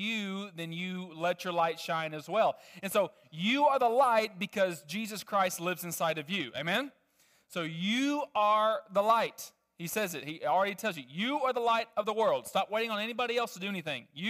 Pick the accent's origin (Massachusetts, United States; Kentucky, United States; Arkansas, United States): Arkansas, United States; Little Rock; I grew up in Little Rock, Arkansas